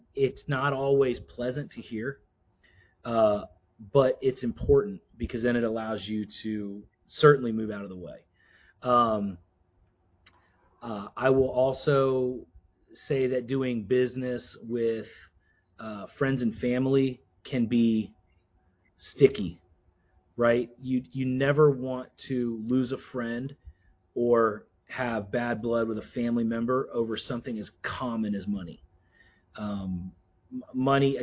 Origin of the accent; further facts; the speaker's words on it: Florida, United States; moved away; I was from Florida